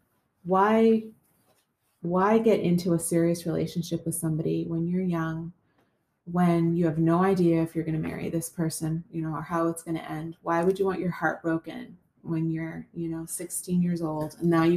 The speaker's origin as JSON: {"language": "English", "country": "Canada", "tie": "born or raised there", "moved": "as an adult", "lives_now": "United States", "said": "I grew up in Canada"}